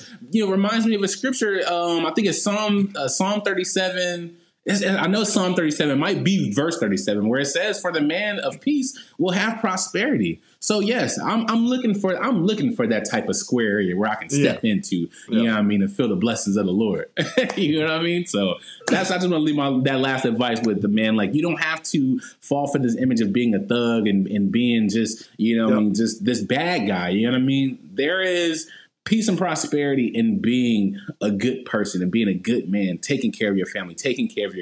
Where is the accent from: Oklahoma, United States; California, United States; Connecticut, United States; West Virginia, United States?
California, United States; Compton; born and raised in Compton